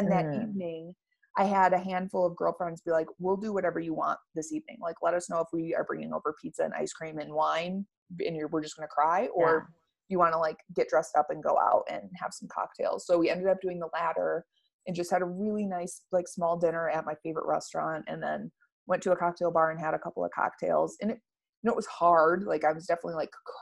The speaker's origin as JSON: {"language": "English", "region": "Michigan", "country": "United States", "tie": "born or raised there", "moved": "yes", "said": "I was born back in Michigan"}